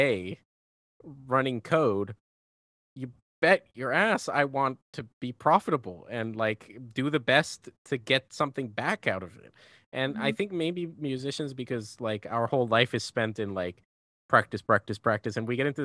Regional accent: Colombia; now in Los Angeles, United States; my best friends that I grew up with in Colombia

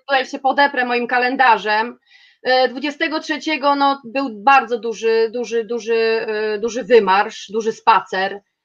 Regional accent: Kielce, Świętokrzyskie Voivodeship, Poland; jestem z Kielc

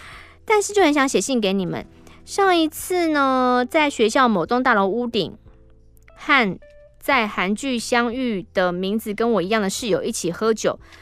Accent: Taiwan; 说我们是从台湾来的

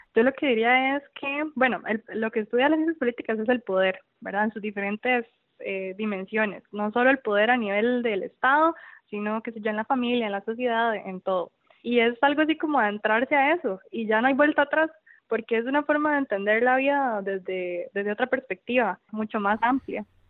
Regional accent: Tibás, San José, Costa Rica; soy de Tibás, fui a Levi's, a la clínica de Tibás

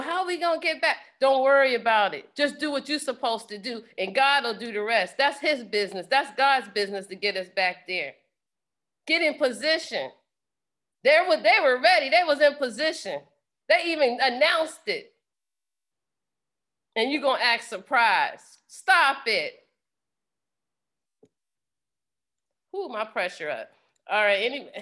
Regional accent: Pennsylvania, United States; I'm from Pennsylvania

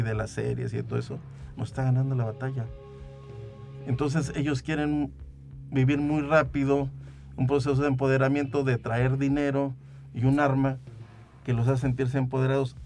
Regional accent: Venado, San Luis Potosí, Mexico; lo veía yo en mi pueblo, yo soy de Venado

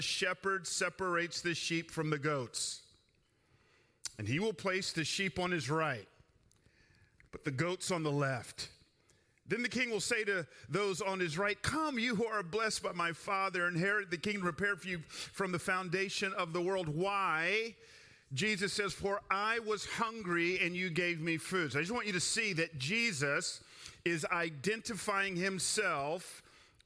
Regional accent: Atlanta, Georgia, United States; I grew up in Atlanta

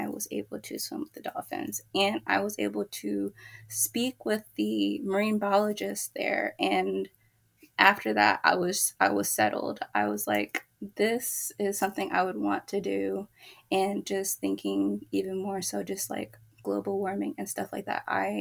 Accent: Bay Area, California, United States; also born or lived in Travis Air Force Base, California; I was born in Travis Air Force Base, and I am originally from the Bay Area in California

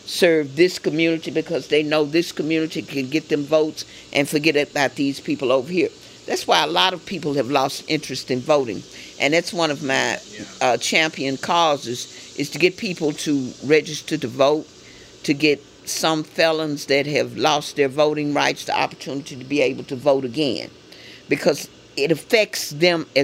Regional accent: Memphis, Tennessee, United States; I grew up on Carnes Avenue

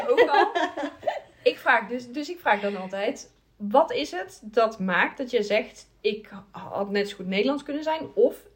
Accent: Brazil; ik kom natuurlijk uit Brazilië.

